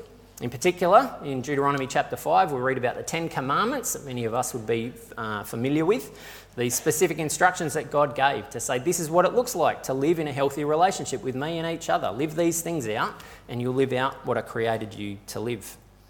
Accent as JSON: {"language": "English", "country": "Australia", "said": "For a lot of us, we wrestle with what it actually means for our identity to be shaped by being Australian."}